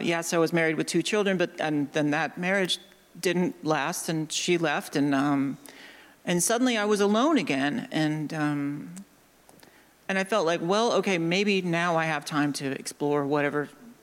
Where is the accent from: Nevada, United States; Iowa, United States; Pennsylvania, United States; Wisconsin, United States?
Iowa, United States; suburb of Des Moines; I'm from Iowa. And I grew up in a small town of like 12,000 people. A suburb of Des Moines